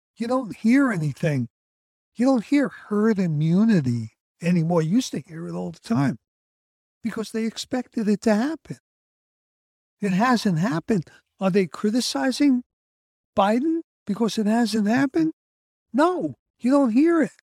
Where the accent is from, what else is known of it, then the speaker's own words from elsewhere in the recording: New York City, New York, United States; Growing up in the fifties in Brooklyn, New York, in Coney Island